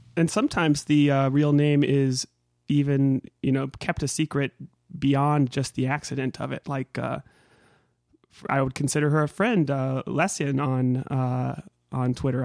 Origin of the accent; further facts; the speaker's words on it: Northern California, United States; I grew up in Northern California